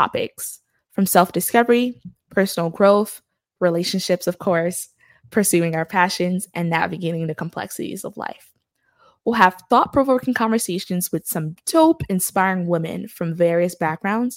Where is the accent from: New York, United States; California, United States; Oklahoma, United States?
New York, United States; New York City; moved away as an adult; now in Birmingham, United States; Born and raised in Brooklyn, New York, to parents who migrated from Haiti in the 1980s and the 1990s, I am a first-generation American